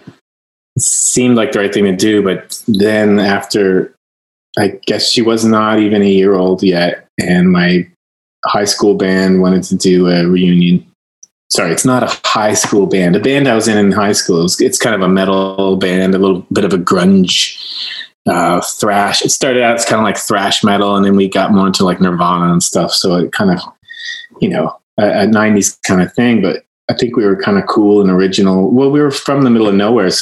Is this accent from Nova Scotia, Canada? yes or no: yes; Nova Scotia, Canada; born or raised there; moved away